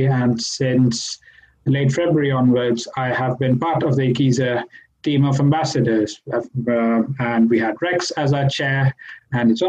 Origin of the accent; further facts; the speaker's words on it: Mumbai, Maharashtra, India; moved away as an adult; now in Bangor, United Kingdom; I'm from India. I'm from Mumbai originally